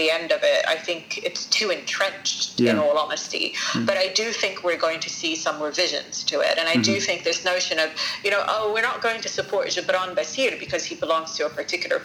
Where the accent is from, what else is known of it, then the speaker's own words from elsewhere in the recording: Sidon, South Governorate, Lebanon; now in London, United Kingdom; I wanted to be in my hometown, Saida